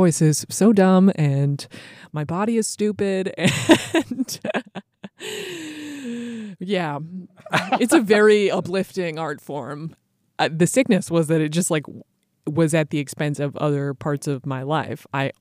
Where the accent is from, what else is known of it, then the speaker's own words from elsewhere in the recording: a suburb of Boston, Massachusetts, United States; I am from a suburb of Boston, Massachusetts